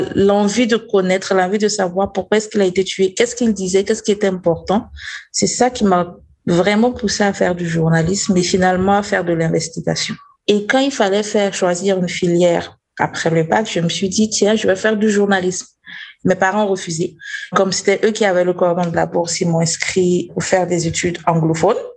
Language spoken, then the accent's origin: French; Burkina Faso; Je viens du Burkina Faso